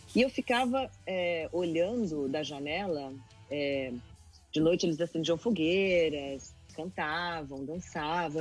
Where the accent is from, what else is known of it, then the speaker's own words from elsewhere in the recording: Brasília, Federal District, Brazil; Quando eu tinha uns seis anos de idade, e eu morava em Brasília, eu nasci em Brasília